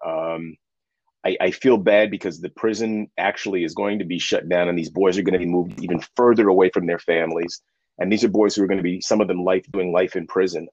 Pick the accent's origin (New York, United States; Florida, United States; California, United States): New York, United States; New York City; now in Hudson Valley, New York, United States; for most of my life, I grew up in Harlem, specifically Spanish Harlem